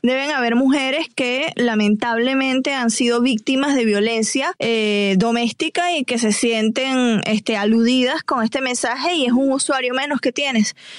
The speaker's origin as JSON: {"language": "Spanish", "country": "Venezuela", "moved": "yes", "lives_now": "Atlanta, United States", "said": "venezolana que vivo aquí en Atlanta"}